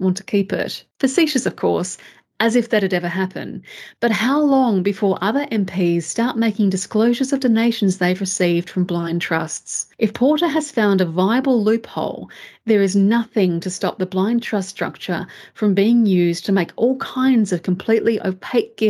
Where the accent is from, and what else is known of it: Australia